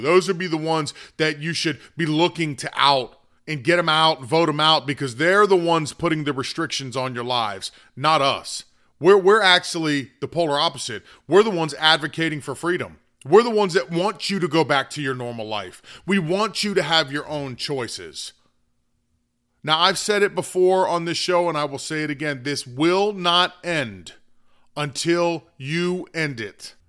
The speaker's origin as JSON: {"language": "English", "country": "United States", "said": "as American citizens"}